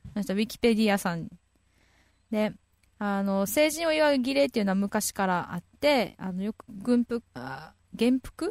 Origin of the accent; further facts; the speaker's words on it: Naha, Okinawa, Japan; 特に私、那覇市民なんですけど